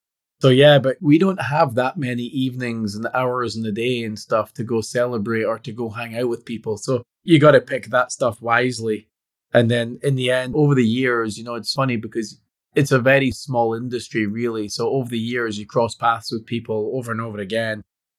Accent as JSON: {"language": "English", "region": "Scotland", "country": "United Kingdom", "said": "Yeah, being Scottish, I could subscribe to the beer test."}